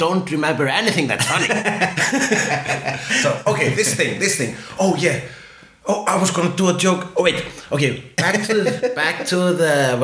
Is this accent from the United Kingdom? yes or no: no; Iceland; I am Icelandic.